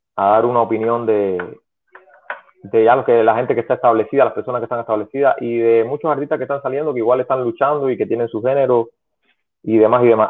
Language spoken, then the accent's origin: Spanish; Pinar del Río, Cuba; En Primer de Río fue donde yo estudié porque soy de Pinar